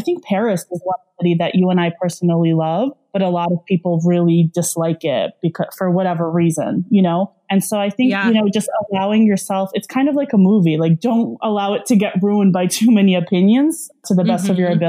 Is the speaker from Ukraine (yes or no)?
no; Russia; also born or lived in Belarus; so I'm Russian. I call myself Russian. I was born in Belarus, which was like, it's a small country, a part of the former Soviet Union.